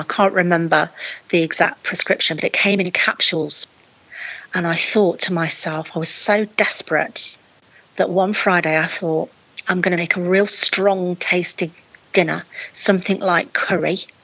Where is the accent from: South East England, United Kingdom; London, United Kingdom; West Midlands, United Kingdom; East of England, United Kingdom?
West Midlands, United Kingdom; Lichfield; moved away as an adult; also born or lived in Nottingham; I'd moved away from my hometown of Lichfield in Staffordshire, and moved to Nottingham